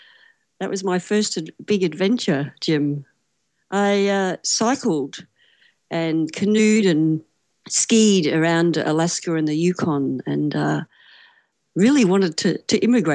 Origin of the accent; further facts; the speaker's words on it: Australia; I'm from Australia, currently in Melbourne